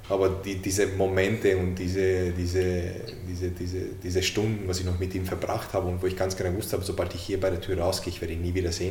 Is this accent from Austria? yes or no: no; Hungary; born there; Ich als gebürtiger Ungar.